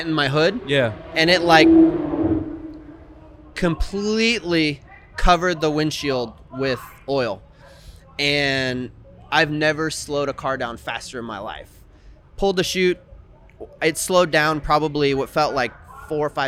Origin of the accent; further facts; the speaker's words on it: Dominican Republic; now in Northwest, United States; I grew up in the Dominican Republic